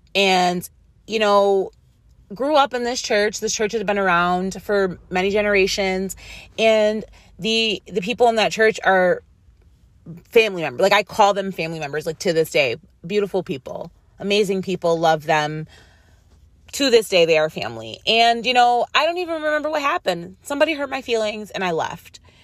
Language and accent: English; Rochester, New York, United States; moved away; There's a radio station in my hometown, it's called W D K X